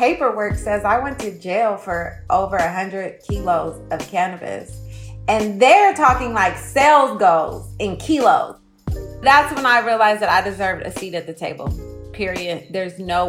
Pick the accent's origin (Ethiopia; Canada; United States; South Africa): United States; Oakland, California; I'm from Oakland. I think it is safe to say that cannabis plays a major part in our lifestyle here.